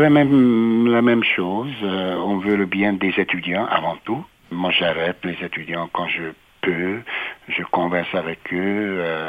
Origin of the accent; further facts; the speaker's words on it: Budapest, Hungary; moved away as an adult; also born or lived in Italy / Quebec City, Canada / Ottawa, Canada; now in Winnipeg, Canada; je suis né en Hongrie, à Budapest, et j'ai passé mes premières 18 années à Budapest, en Hongrie